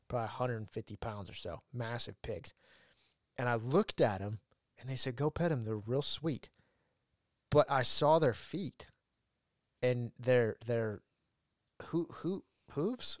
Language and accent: English; Ridgecrest, California, United States; moved away; when I lived in my hometown, Ridgecrest.